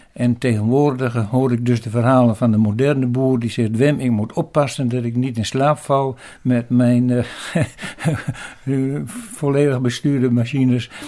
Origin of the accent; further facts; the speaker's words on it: Eelde, Drenthe, Netherlands; Ik ben geboren in Eelde, aan, midden in het bos in de Vosbergen. Dat was al heel lang geleden, in 1936.